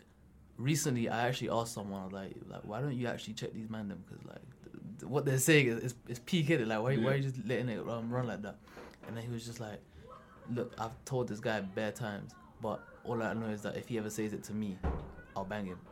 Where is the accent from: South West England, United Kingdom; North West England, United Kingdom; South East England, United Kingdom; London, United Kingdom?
London, United Kingdom; also born or lived in Sierra Leone; I'm from London